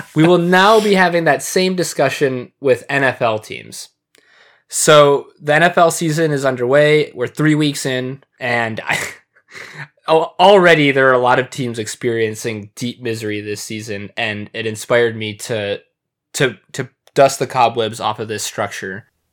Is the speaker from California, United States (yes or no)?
no; Michigan, United States; I grew up in Michigan